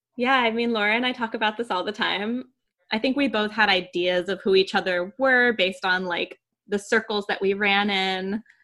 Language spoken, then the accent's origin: English; New York, United States; moved away as an adult; I grew up in New York, I went to a really small community music school